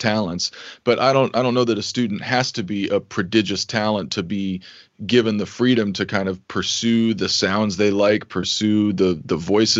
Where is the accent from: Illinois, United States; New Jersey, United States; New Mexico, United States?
New Mexico, United States; Santa Fe; I grew up in Santa Fe, New Mexico